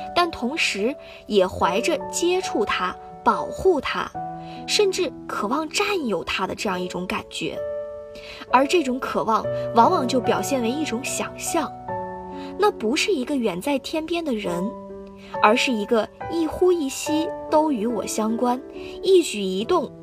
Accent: Guangzhou, Guangdong, China; moved away as an adult; now in Nanjing, China; 来自广东广州。我在南京大学，距离我的家乡一千三百六十七公里

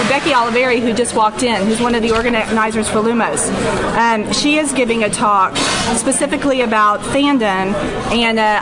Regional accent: South Louisiana, United States; Growing up in South Louisiana

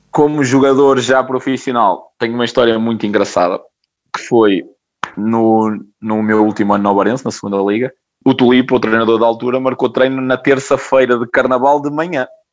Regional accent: Ovar, Aveiro District, Portugal; Sou do Alvar, né? fui miúdo e jogador do Alvarense na formação

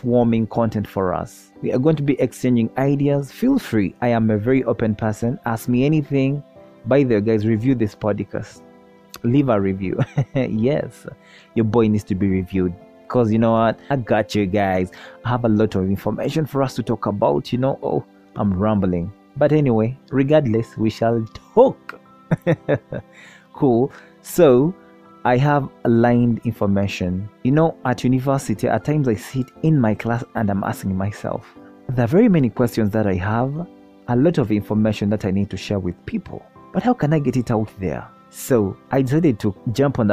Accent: Uganda; I am from the Pearl of Africa, Uganda

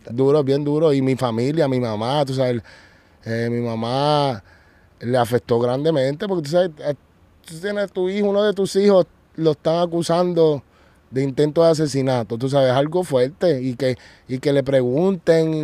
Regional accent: Puerto Rico; also born or lived in United States / Colombia; estoy otra vez en mi tierra, en los Estados Unidos y en Puerto Rico

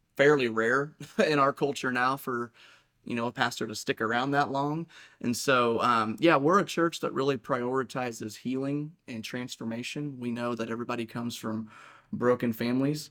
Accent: Saint Joseph, United States; I was born and raised here in Saint Joseph. I've lived here my whole life.

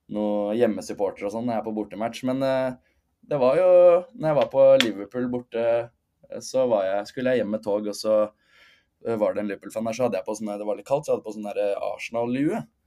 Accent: Norway; moved away as an adult; now in London, United Kingdom; jeg hjemme i Norge

